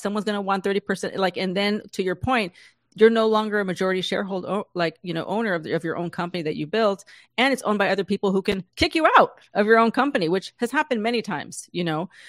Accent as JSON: {"language": "English", "town": "San Diego", "region": "California", "country": "United States", "tie": "born or raised there", "said": "I grew up in San Diego."}